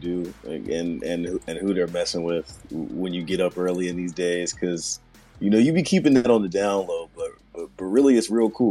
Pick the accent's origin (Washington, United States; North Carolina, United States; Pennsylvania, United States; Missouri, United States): Missouri, United States; Kansas City; we're all kids from Kansas City